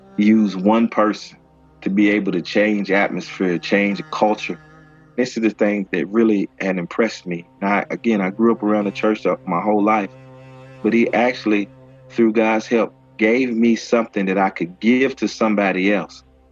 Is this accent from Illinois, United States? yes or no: no; Lexington, Kentucky, United States; I'm from Lexington, Kentucky